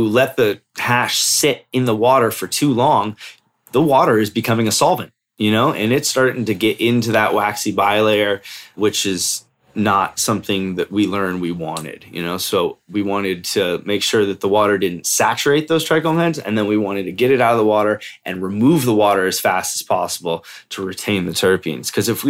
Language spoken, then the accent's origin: English; California, United States; now in Colorado, United States; And I moved to Colorado from Cali originally because I wanted protection, you know?